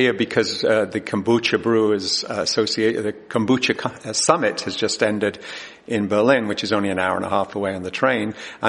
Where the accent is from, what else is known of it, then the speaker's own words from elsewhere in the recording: England, United Kingdom; I grew up in England